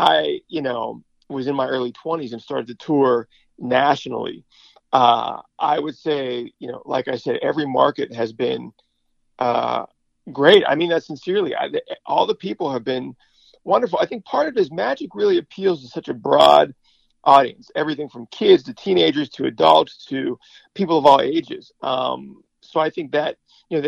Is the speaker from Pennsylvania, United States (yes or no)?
yes; Pittsburgh, Pennsylvania, United States; moved away; growing up in Pittsburgh